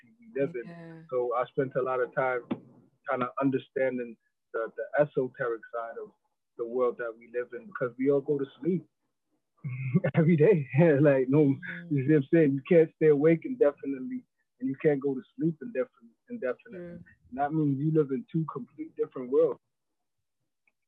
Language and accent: English; New York City, New York, United States; accent: American; moved away as an adult; also born or lived in East London, United Kingdom; now in London, United Kingdom; I grew up in New York